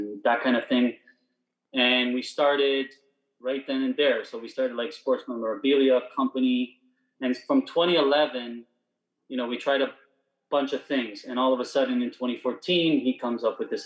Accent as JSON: {"language": "English", "town": "Vaughan", "region": "Ontario", "country": "Canada", "said": "So we're from Toronto, Ontario, Canada, Vaughan, smaller, subpart"}